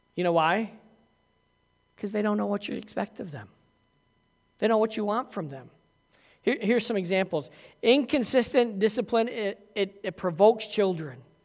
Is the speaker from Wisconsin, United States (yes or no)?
no; Massena, New York, United States; I grew up in Messina, so by the time you were five years old, you were playing ice hockey with skates on your feet.